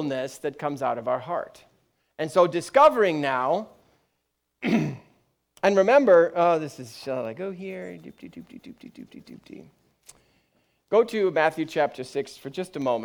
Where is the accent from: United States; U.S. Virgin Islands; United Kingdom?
United Kingdom; I'm British.